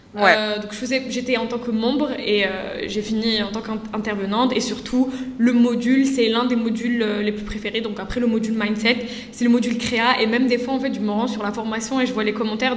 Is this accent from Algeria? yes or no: yes; Algeria; je suis algérienne